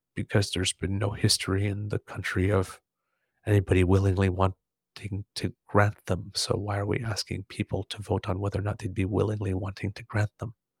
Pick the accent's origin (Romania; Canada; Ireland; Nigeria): Canada; as a Canadian